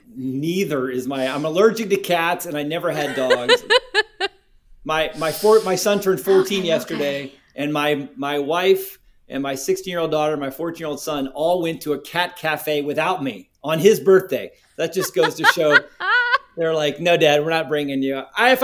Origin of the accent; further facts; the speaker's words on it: South Korea; That's part of my heritage. I'm from Korea and Korean spicy wings is a delicacy.